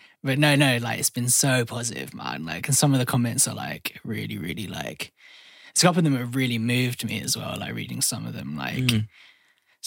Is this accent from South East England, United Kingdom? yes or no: yes; Surrey, South East England, United Kingdom; I'm from Surrey. So I say South London's mate, but I'm like on the border of South London.